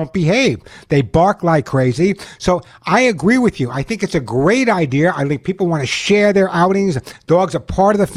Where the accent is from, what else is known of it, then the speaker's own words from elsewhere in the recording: New York, United States; I'm a New Yorker